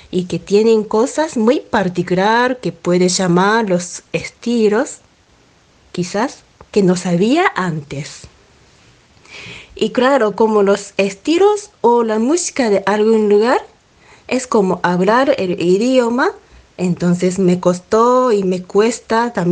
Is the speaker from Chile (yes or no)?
no; Amagasaki, Hyogo, Japan; Spanish is a second language; Soy pianista y soy de Japón, de una ciudad que se llama Amagasaki. Está pegado al Osaka.